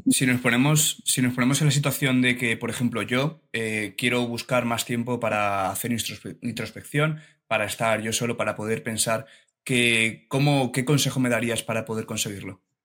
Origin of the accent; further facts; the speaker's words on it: Alicante, Valencian Community, Spain; yo soy de Alicante y estuve varios años eh, haciendo vela en un club, en un club de vela allí de Alicante